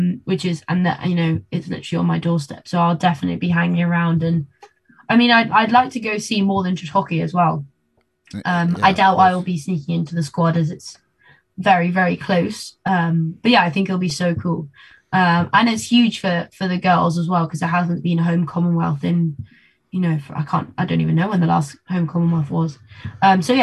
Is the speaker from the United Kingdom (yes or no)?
yes; London, United Kingdom; also born or lived in Argentina; now in Birmingham, United Kingdom; London is my hometown